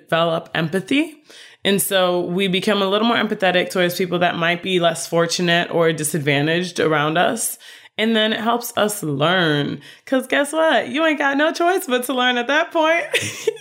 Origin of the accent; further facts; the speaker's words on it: Chicago, Illinois, United States; moved away as an adult; now in Florida, United States; I grew up in Chicago, I'm in Florida